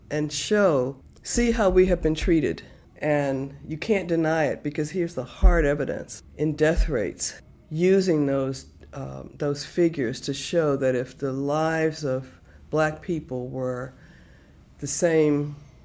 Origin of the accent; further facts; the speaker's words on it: Baltimore, Maryland, United States; when I was raised in Baltimore, it was segregated in the early part until 1964